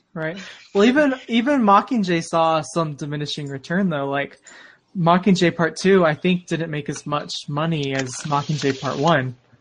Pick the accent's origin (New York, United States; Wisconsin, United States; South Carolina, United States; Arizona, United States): Arizona, United States; moved away as an adult; now in Utah, United States; I'm from Arizona. I'm still new to this whole snow cold thing. I'm living in Utah now